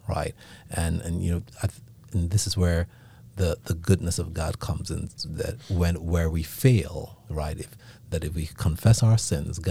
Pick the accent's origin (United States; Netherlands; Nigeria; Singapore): Nigeria; accent: Nigerian; You ain't gonna be able to fake that Nigerian accent.